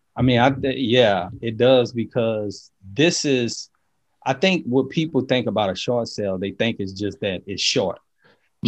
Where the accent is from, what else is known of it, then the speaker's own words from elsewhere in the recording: New Orleans, Louisiana, United States; now in Baton Rouge, United States; I grew up in New Orleans.